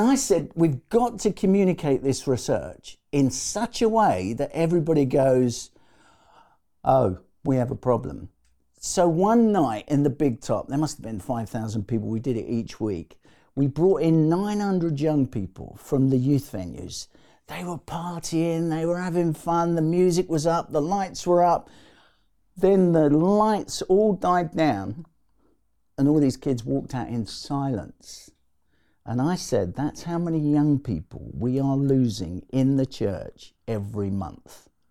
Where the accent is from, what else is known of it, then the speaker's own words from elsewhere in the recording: London, United Kingdom; I was born in the East End of London.